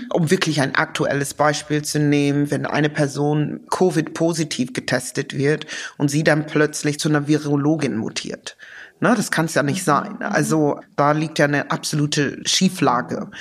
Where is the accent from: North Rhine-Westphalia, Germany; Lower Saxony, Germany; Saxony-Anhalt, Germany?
Lower Saxony, Germany; also born or lived in London / Cloppenburg / Osnabrück; Ich bin in Niedersachsen groß geworden